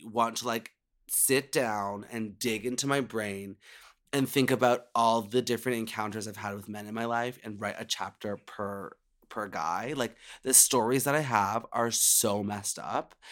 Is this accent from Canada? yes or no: yes; Canada; being a Canadian queen